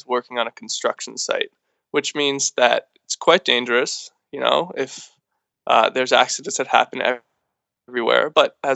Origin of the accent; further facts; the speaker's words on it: Philadelphia, Pennsylvania, United States; also born or lived in New York City; I was born in New York City and raised in Philadelphia